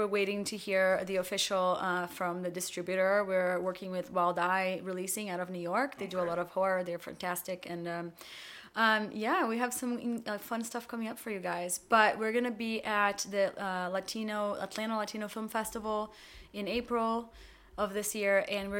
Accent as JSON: {"language": "English", "country": "Brazil", "tie": "born or raised there", "moved": "yes", "lives_now": "United States", "said": "we growing up in Brazil before the internet, everything came to us about 10 years later."}